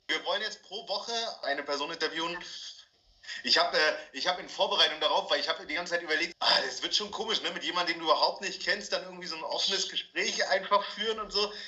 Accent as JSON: {"language": "German", "area": "East German prefab housing estate", "region": "East Germany", "country": "Germany", "tie": "born or raised there", "said": "ich bin ja in der Ostplatte groß geworden"}